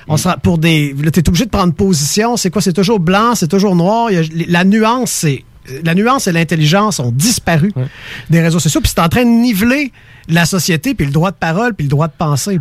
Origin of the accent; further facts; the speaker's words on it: Quebec, Canada; accent: Québécois; notre accent